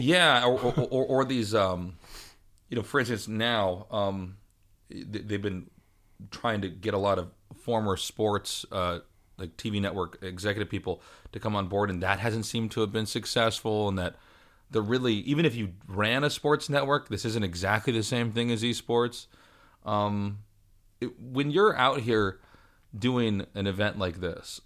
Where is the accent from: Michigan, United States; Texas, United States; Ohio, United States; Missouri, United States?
Missouri, United States; Kansas City; I'm from Kansas City, but even in Kansas City, there was, like, maybe three or four arcades